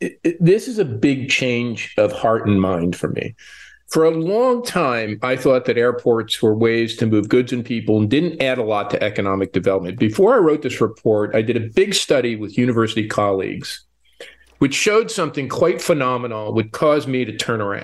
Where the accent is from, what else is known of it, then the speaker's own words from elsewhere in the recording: Newark, New Jersey, United States; now in Toronto, Canada; I was doing work in Newark, New Jersey, my hometown, on the revival of Newark.